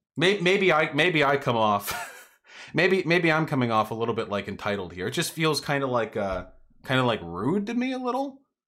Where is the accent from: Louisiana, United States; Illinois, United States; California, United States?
California, United States; Beverly Hills; I grew up in Beverly Hills